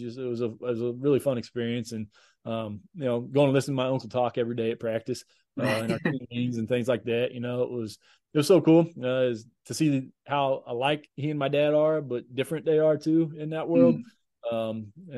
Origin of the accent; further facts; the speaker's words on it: Johnson City, Tennessee, United States; born there; it was at East Tennessee State University in Johnson City, Tennessee, which is where I was born in Tennessee and where my mom grew up.